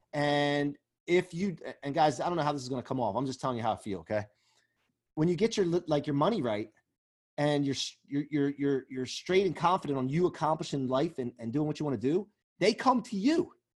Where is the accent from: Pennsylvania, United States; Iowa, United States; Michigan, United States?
Pennsylvania, United States; outside of Philadelphia; I grew up outside of Philly